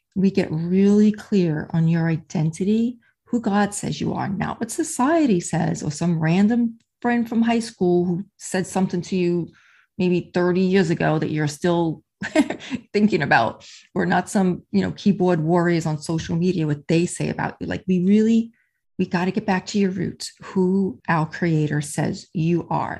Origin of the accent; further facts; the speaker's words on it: New York, United States; accent: New York; also born or lived in New Jersey / Charleston, South Carolina; now in Melbourne, Florida, United States; I'm originally from New York, born and raised there, spent many years in New Jersey